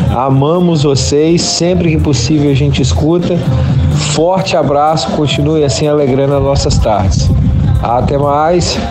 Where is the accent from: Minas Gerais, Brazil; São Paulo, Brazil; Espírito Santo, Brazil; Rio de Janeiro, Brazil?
Minas Gerais, Brazil; Juiz de Fora; sou de Juiz de Fora